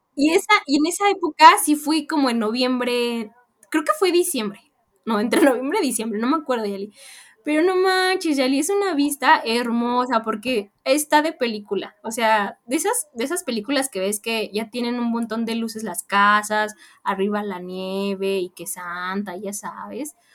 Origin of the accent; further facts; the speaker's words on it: Mexico; me fui de México dejando una familia y encontré otra allá